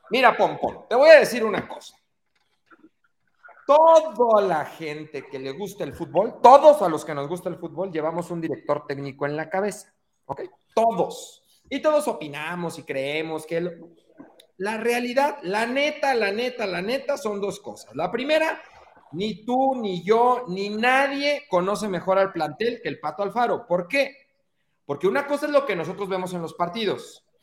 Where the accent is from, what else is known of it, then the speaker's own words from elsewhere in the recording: Mexico City, Mexico; Yo soy chilango